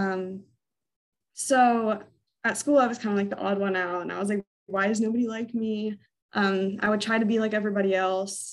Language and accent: English; Virginia, United States; also born or lived in Orlando, Florida; We moved from Florida when I was eight up to Virginia, and we've been here ever since.